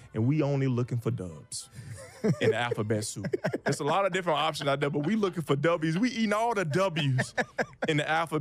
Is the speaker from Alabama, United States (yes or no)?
yes; Birmingham, Alabama, United States; Atlanta, I grew up an hour and a half from Atlanta. Like, I'm from Birmingham, Alabama